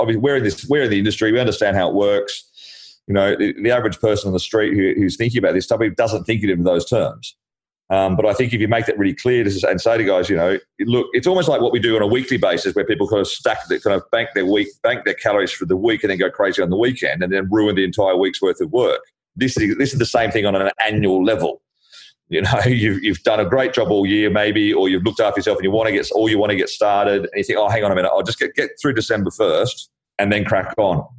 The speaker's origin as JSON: {"language": "English", "country": "Australia", "moved": "yes", "lives_now": "London, United Kingdom", "said": "I'm Australian"}